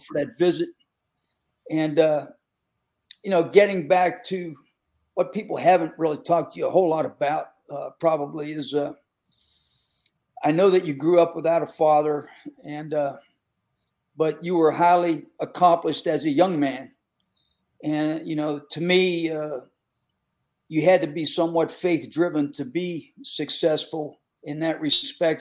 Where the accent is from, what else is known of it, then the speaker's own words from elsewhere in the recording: Western Pennsylvania, United States; I grew up in Western PA where football was uh, very, very, intense